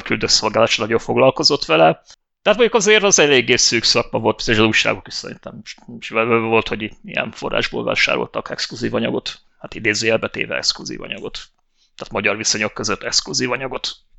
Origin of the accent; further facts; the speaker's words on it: Hungary; Most magyarok vagyunk